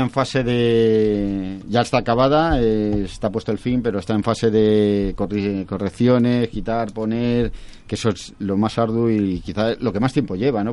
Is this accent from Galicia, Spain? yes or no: no; Castile and León, Spain; mi pueblo es un pueblecillo que tiene, tiene 150 habitantes